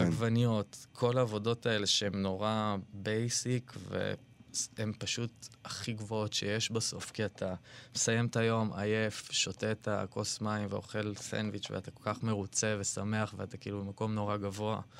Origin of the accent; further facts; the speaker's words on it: Ra'anana, Central District, Israel; אני בא ממשפחה קונפורמיסטית מאוד מאוד ברעננה